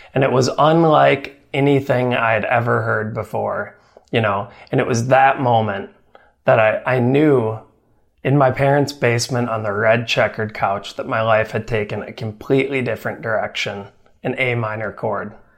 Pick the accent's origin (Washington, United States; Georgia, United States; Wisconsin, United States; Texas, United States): Wisconsin, United States; my home state of Wisconsin